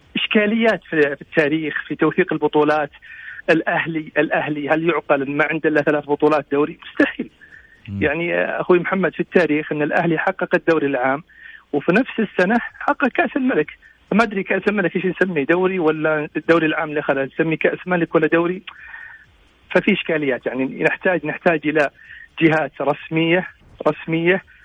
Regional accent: Abha, Asir, Saudi Arabia; انا من ابها

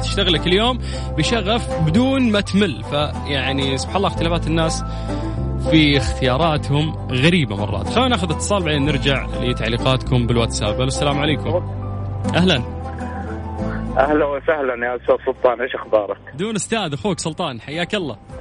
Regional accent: Saudi Arabia; عندنا في السعودية

